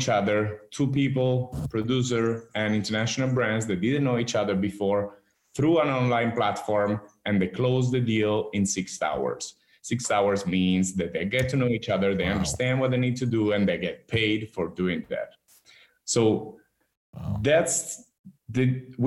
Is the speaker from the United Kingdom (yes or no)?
no; Marche, Italy; also born or lived in New York; back to the Marques region where I'm from